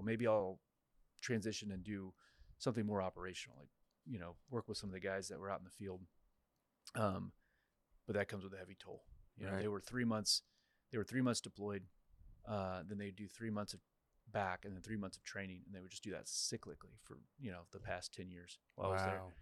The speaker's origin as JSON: {"language": "English", "region": "Kansas", "country": "United States", "also_born_or_lived": "Florida", "moved": "as an adult", "lives_now": "Waco, United States", "said": "I'm from Kansas originally, and I actually ended up in Waco"}